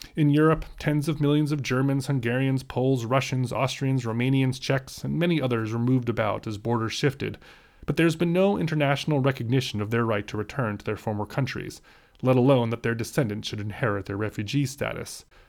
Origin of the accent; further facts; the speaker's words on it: United States; My own grandparents were Holocaust refugees from Poland, but neither I nor my parents are refugees under international law, because we are fully American citizens